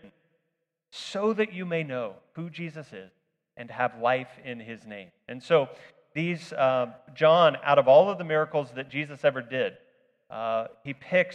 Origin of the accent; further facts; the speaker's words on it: Fort Scott, Kansas, United States; growing up in Fort Scott was kind of a shelter for this, because by the time technology arrived here